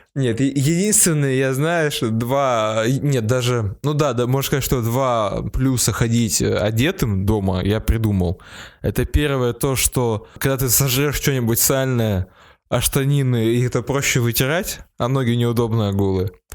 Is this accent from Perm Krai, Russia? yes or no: yes; Perm, Perm Krai, Russia; Я из Перми